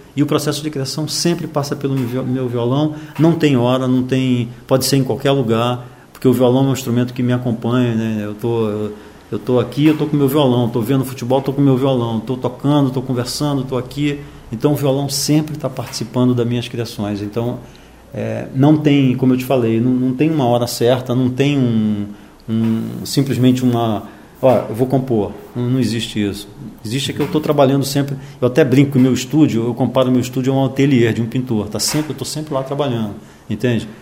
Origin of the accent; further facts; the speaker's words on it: Manaus, Amazonas, Brazil; moved away; also born or lived in Rio de Janeiro; eu nasci em Manaus, né? Eu nasci em 51, eu tenho 60 anos. Então, nos anos 50, no começo dos anos 50, eu tinha logo ali 5, 6 anos em Manaus